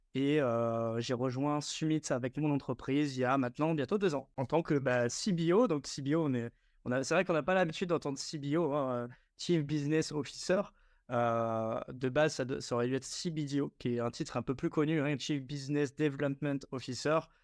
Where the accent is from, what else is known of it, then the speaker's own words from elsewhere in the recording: Strasbourg, Grand Est, France; Je viens de Strasbourg